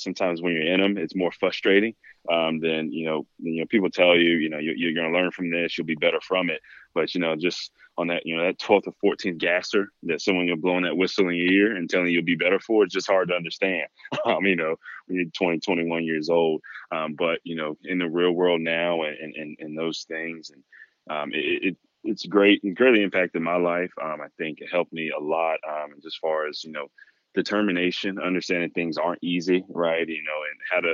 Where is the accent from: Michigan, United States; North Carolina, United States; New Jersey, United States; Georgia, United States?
North Carolina, United States; Fayetteville; also born or lived in Cary, North Carolina; I am from Fayetteville and grew up, you know, and moved to Cary in middle school.